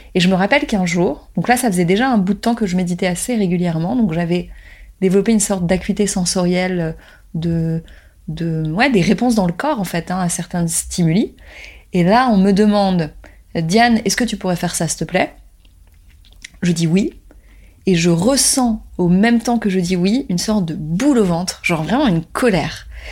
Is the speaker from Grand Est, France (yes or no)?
no; Paris, Île-de-France, France; Je suis née à Paris, j'ai grandi en France, et mes parents sont nés en Tunisie